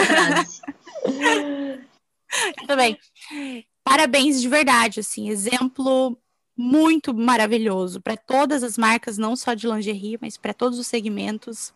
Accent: Brazil; moved away; Sou brasileira, minha família toda mora aí, todas as minhas amigas moram aí

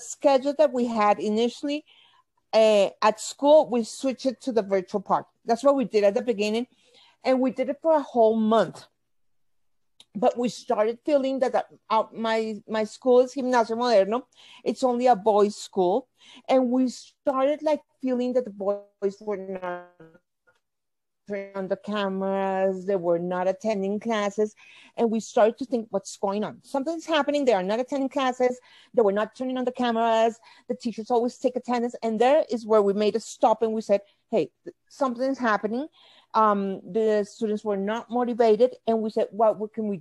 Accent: Bogota, Colombia; I'm from Bogota, Colombia.

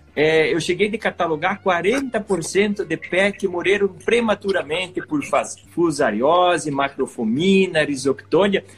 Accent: Santa Catarina, Brazil; eu nasci em Santa Catarina

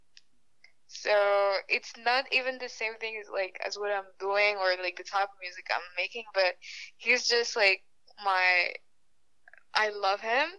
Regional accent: Gabon; also born or lived in France; now in Ottawa, Canada; I'm Gabonese and French. So Gabon is in Africa and France is in Europe. I grew up in Gabon mainly.

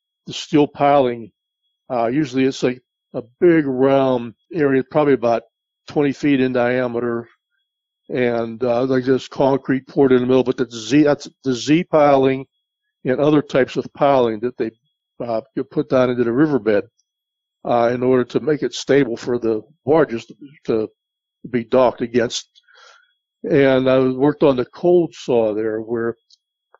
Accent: West Mifflin, Pennsylvania, United States; moved away as an adult; also born or lived in Florida; I grew up basically in the West Mifflin area

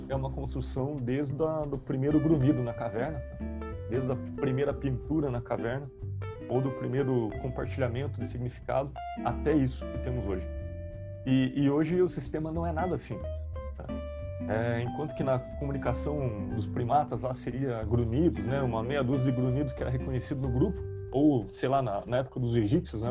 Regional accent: South Region, Brazil; accent: sotaque carregado do sul, do interior; Eu posso falar com esse to, sotaque carregado aqui do, do sul, do interior

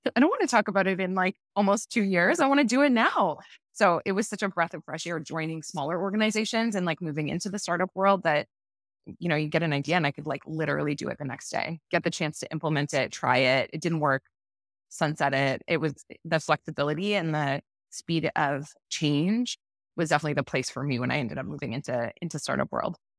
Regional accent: Toronto, Ontario, Canada; moved away as an adult; also born or lived in Vancouver; So I had grown up in Toronto

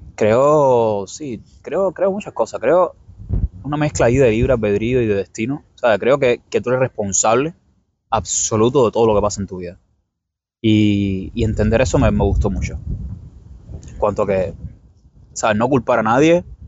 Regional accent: Cuba; moved away as an adult; now in New York, United States; Yo soy cubano.

